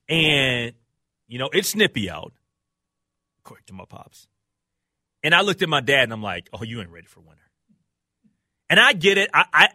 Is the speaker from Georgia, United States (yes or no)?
no; Minnesota, United States; I am proud to be a Minnesotan